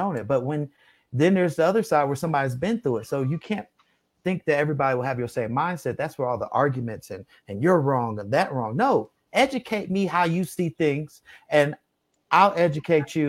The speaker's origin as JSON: {"language": "English", "country": "United States", "tie": "born or raised there", "said": "We were born here, we're all American. This is our country, this is our birthplace"}